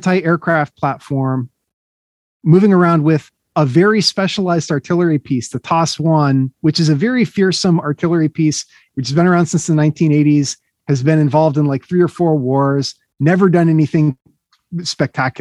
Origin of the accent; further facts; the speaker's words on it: United States; as an American